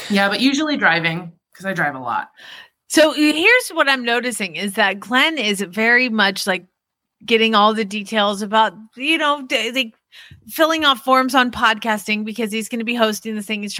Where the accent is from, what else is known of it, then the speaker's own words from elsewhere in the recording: England, United Kingdom; Yeah, I'm … from England